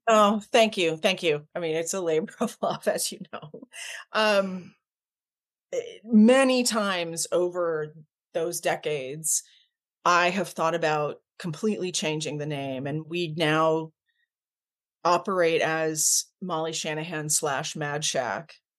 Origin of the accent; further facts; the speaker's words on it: Ontario, Canada; now in United States; my origins, I was born in Canada. I'm, I'm Canadian by birth